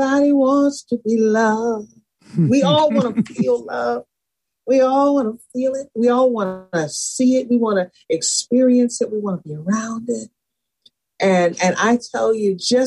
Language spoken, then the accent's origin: English; Buffalo, New York, United States; also born or lived in Salisbury, Maryland; I grew up in Buffalo by way of Salisbury, Maryland. So both places I call home